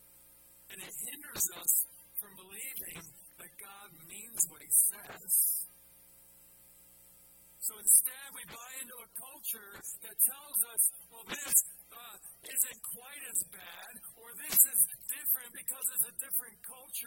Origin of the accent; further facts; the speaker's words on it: Philadelphia, Pennsylvania, United States; I'm from Philadelphia and we say things like use guys and stuff like